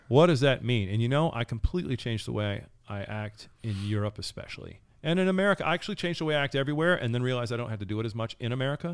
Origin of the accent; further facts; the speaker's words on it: United States; I'm American.